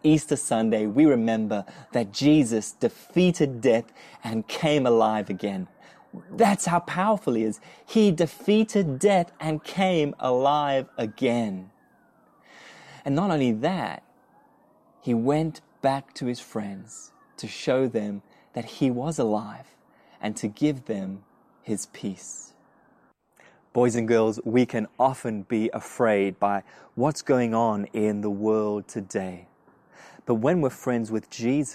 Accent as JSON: {"language": "English", "country": "South Africa", "moved": "yes", "lives_now": "Australia", "said": "I'm from South Africa"}